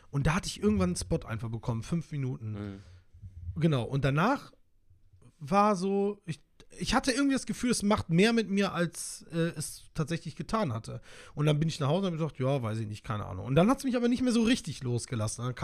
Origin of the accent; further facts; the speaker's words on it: Solingen, North Rhine-Westphalia, Germany; Ich komme ja ursprünglich aus Solingen, bin dort geboren und dann irgendwann habe ich dort gelebt.